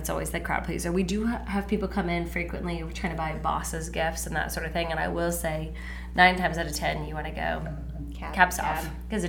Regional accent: Blue Springs, Missouri, United States; we met actually in college, but we are both from Blue Springs. We actually went to the same church.

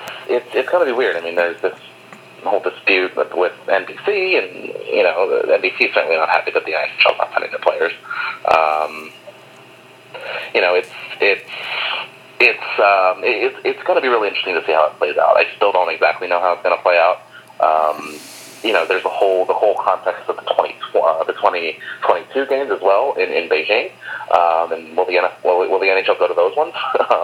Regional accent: near Atlantic City, New Jersey, United States; growing up near Atlantic City

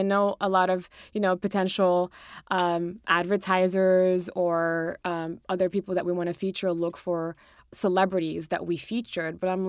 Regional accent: Colorado, United States; also born or lived in Morocco / Germany; I was born in Morocco. I was raised in Colorado. I lived in Germany for a while. I'm Muslim. I'm, you know, a woman, I'm an immigrant.

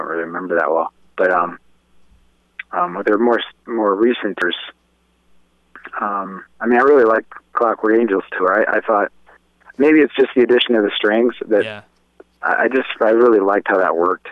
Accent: Cleveland, Ohio, United States; I grew up in Cleveland

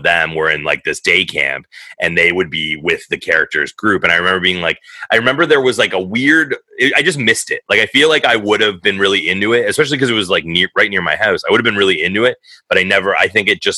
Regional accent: Thornhill, Ontario, Canada; I grew up in Thornhill

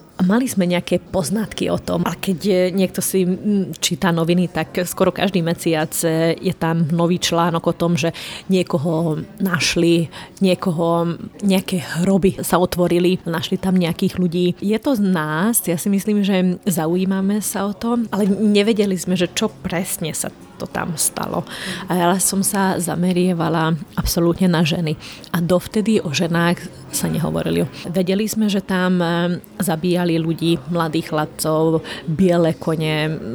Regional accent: Rye Island, Trnava Region, Slovakia; first language Hungarian; Slovak is a second language; ja som maďarská, maďarka zo Žitného ostrova, takže moja materinská je, reč je maďarčina

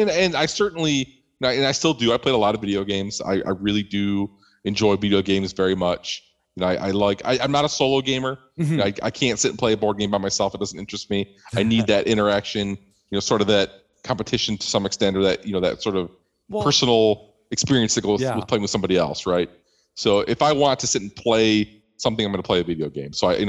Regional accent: Midwest, United States; I grew up in the Midwest here of the U.S.

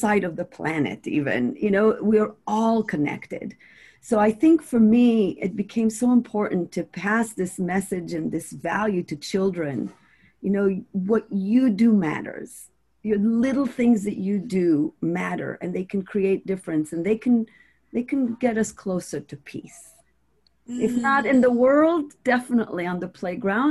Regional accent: Israel; moved away; growing up in Israel, I grew up with a lot of anxiety

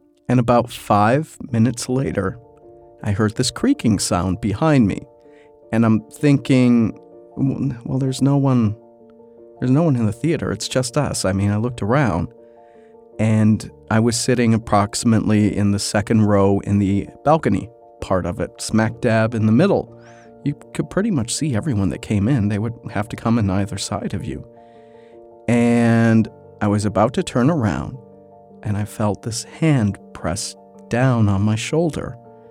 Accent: Chicago, Illinois, United States; moved away; also born or lived in Los Angeles; I'm from Chicago. I am a city boy

